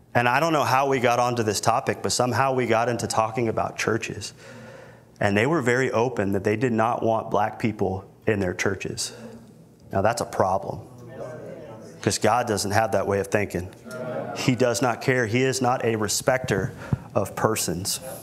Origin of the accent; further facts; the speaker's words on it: Milton, Florida, United States; now in Corpus Christi, United States; where I grew up in Milton, Florida